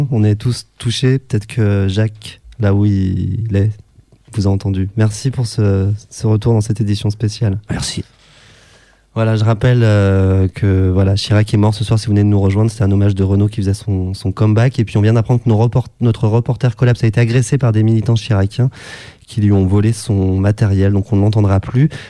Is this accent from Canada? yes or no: no; Egypt; born there; Euh, mon père, euh, est palestinien, mais je suis né en Égypte.